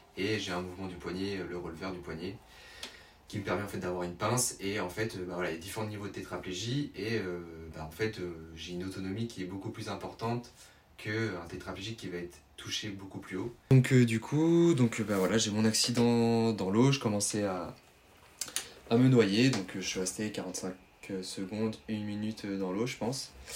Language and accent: French; Tours, Centre-Val de Loire, France; je suis originaire de Tours, donc je ne sais pas si les gens connaissent dans la... en Indre-et-Loire, dans la région centre.